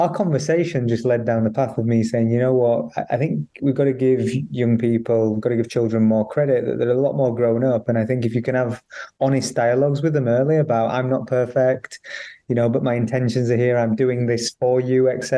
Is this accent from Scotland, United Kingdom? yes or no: no; Barnsley, Yorkshire and the Humber, United Kingdom; I grew up in Barnsley